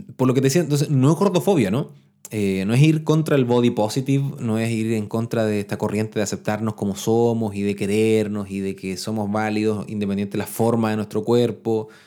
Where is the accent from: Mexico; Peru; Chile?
Chile; yo les hablo de Chile porque soy chileno